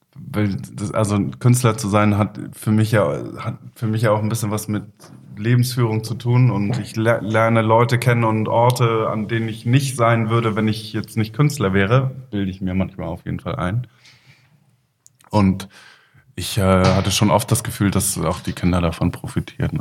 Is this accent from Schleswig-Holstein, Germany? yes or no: yes; Kiel, Schleswig-Holstein, Germany; born or raised there; also born or lived in Leipzig / Flensburg